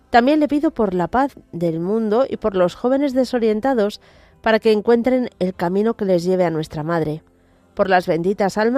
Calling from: Barcelona, Catalonia, Spain; Quería que … soy de Barcelona

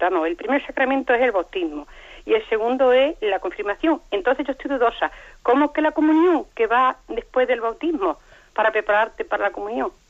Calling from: Granada, Andalusia, Spain; de Granada.

